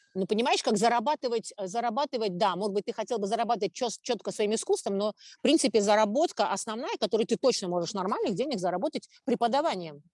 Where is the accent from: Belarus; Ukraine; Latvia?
Latvia; Riga; я родилась в Риге